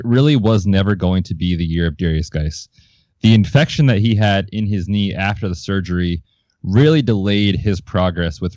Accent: Hershey, Pennsylvania, United States; now in Vermont, United States; I grew up right around Hershey, Pennsylvania.

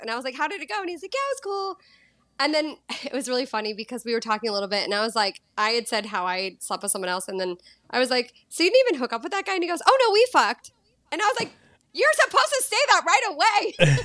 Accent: Boston, Massachusetts, United States; moved away as an adult; also born or lived in Los Angeles / San Diego / Mexico / Greece; now in Costa Rica; thirty-seven, and I grew up in Boston.

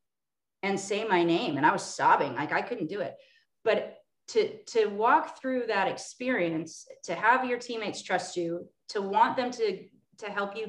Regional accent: Orange County, Southern California, United States; I'm from Orange County, Southern California, Disneyland area

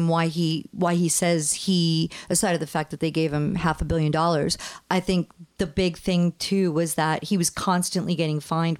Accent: East Coast, United States; I grew up on the East Coast, so I was like probably in my teens

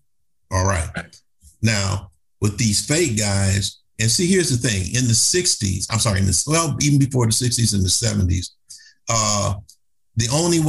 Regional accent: Cleveland, Ohio, United States; I'm from Cleveland, Ohio. That's where we're from.

